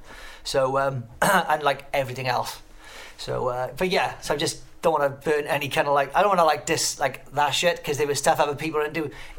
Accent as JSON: {"language": "English", "town": "Pontypool", "region": "Wales", "country": "United Kingdom", "tie": "born or raised there", "also_born_or_lived": "Newport", "moved": "yes", "said": "I've been living here for about 20 odd years now, but I'm actually from Pontypool. Lived in Newport for a bit, especially during the Sanchez years, but I'm from Pontypool, and which is like a little town up the road. Yeah, a little valley town."}